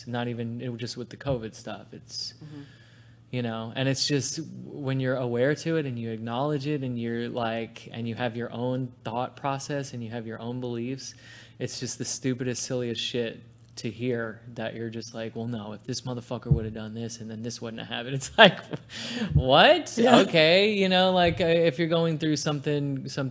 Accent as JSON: {"language": "English", "region": "New York", "country": "United States", "tie": "born or raised there", "moved": "yes", "said": "my hometown's New York and my whole family's from there."}